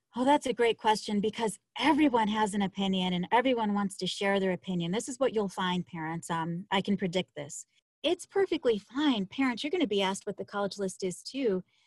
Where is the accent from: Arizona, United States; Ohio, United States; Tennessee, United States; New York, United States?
New York, United States; Buffalo; moved away as an adult; I'm from Buffalo, New York